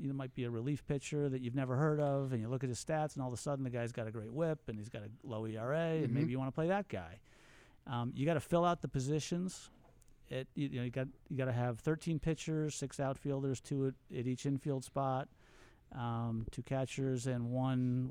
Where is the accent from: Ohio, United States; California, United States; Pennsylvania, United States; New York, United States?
Pennsylvania, United States; Philadelphia; I'm from the Philly area